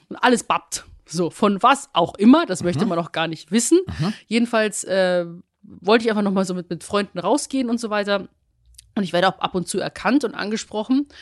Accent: Rosenheim, Bavaria, Germany; moved away; in meiner Heimatstadt Rosenheim

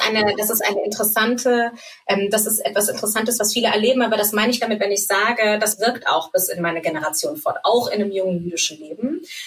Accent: Germany; also born or lived in Frankfurt / Munich; Ich bin in Deutschland geboren und ähm, habe auch hier eigentlich fast mein ganzes Leben gelebt.

